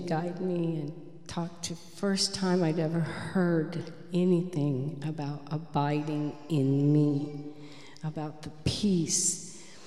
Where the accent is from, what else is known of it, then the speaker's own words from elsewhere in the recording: Michigan, United States; I was born in Michigan. Um, my home was very violent